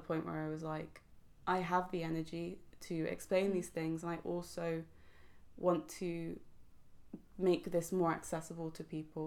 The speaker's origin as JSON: {"language": "English", "region": "London", "country": "United Kingdom", "said": "I'm from London and half my family are black as well"}